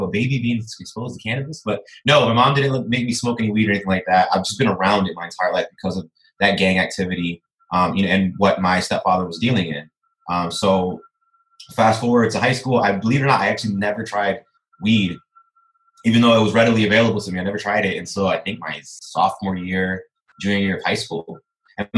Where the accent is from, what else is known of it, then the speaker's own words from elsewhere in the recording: Aurora, Illinois, United States; moved away as an adult; now in Chicago, United States; working for city government in my hometown